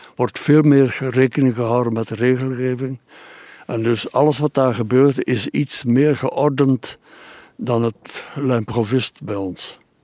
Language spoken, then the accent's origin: Dutch; Bruges, Flanders, Belgium; bij ons in Brugge en in Oostende